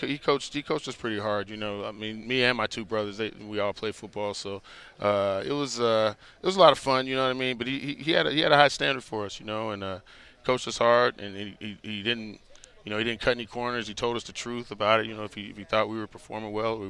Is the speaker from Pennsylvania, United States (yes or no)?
no; Dallas, Texas, United States; also born or lived in Miami; Actually, I grew up in Dallas and in Miami.